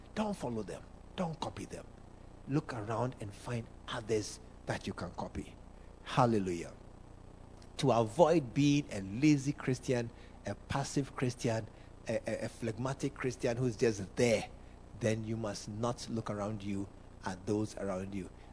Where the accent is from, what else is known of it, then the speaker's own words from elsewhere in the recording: Ghana; I'm a Ghanaian. All Ghanaians, we know football.